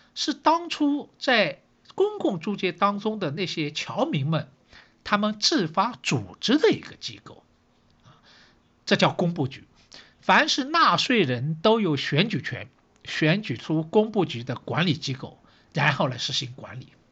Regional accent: Shanghai, China; 我是上海人，所以呢，对城市这一块呢，好像也特别有感觉

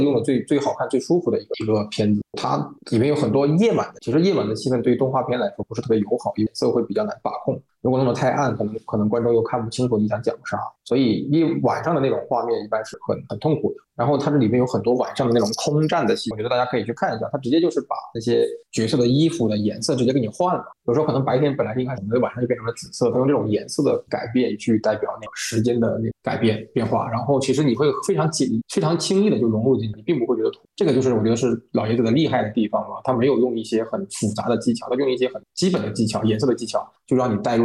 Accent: Guangdong, China; 我是在广东地区长大的，啊，那么然后因为我们这边当时是能够，能够看到一些香港的电视台

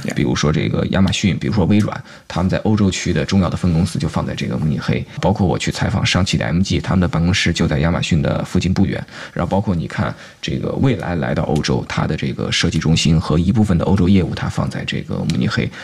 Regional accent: China; 我第一次作为一个中国人，而且英语说的一点都不好

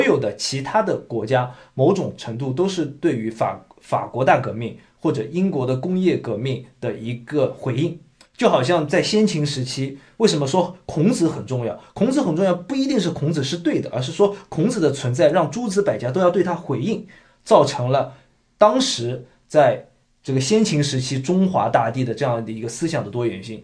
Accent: China; now in Canada; 我们从小在大陆

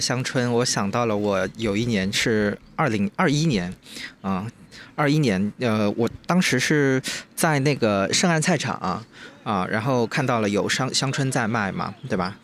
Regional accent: Jiangnan, China; 咱们江南人

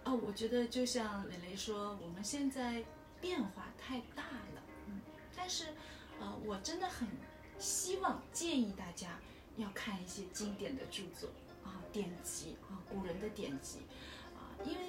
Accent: China; 我就希望我们作为一个中国人啊，我就想跟大家说一下，我们作为中国人，你下辈子还会做中国人吗？

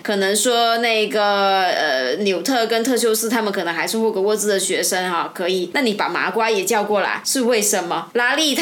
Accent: China; 我们中国人

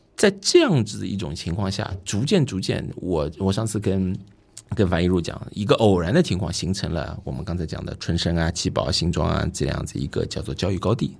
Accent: Shanghai, China; 我们上海人叫做上车盘

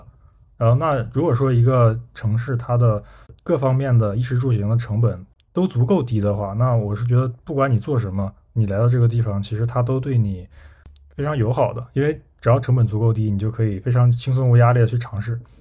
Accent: Shenzhen, Guangdong, China; 我作为一个深圳人

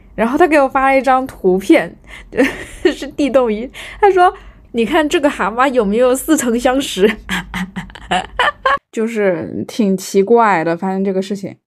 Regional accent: Fuzhou, Fujian, China; 我是在，呃，福建长大，我是福州的嘛

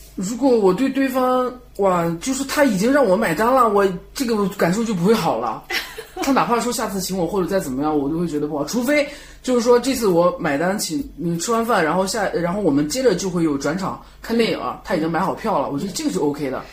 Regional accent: Shandong, China; 也不是说我是北方人或山东人怎么样

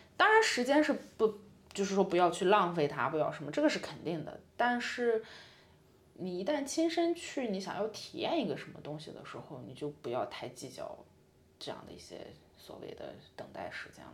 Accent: Qingdao, Shandong, China; moved away as an adult; also born or lived in Italy; now in Milan, Italy; 可能回我的家乡青岛

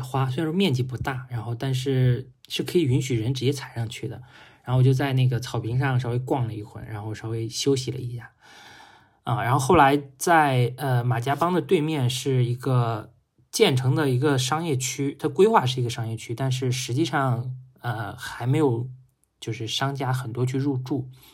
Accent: Handan, Hebei, China; now in Hangzhou, China; 我是，呃，京津冀的，就是我是河北邯郸人，然后在我们家乡基本上就是一，一个大平原

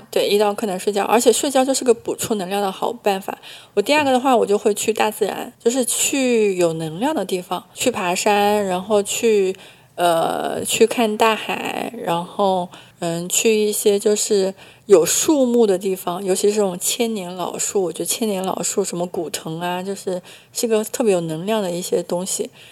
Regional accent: Hunan, China; 我是湖南人

